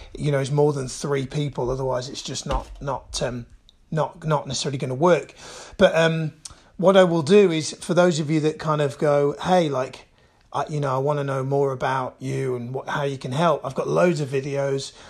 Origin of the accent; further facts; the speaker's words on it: Birmingham, West Midlands, United Kingdom; I was born and raised in Birmingham